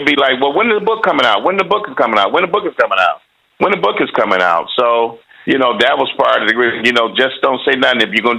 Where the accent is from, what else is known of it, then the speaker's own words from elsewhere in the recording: Detroit, Michigan, United States; growing up in Motown in Detroit, Motor City